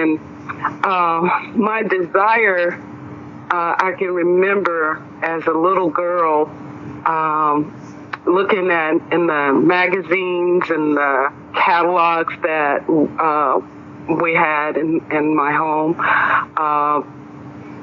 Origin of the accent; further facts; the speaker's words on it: Greenville, Mississippi, United States; now in Houston, United States; I grew up in Greenville, Mississippi, the Mississippi Delta